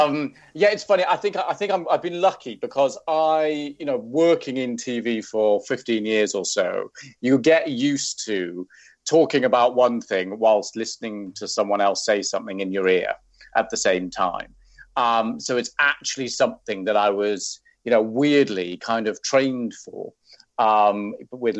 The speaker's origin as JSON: {"language": "English", "region": "Wales", "country": "United Kingdom", "moved": "yes", "said": "I'm Welsh"}